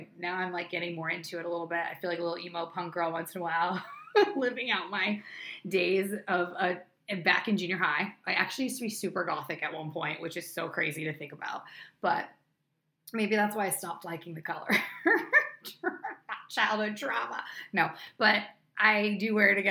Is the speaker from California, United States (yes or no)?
no; New Hampshire, United States; moved away as an adult; now in Los Angeles, United States; I was literally known as the runner in my hometown back in New Hampshire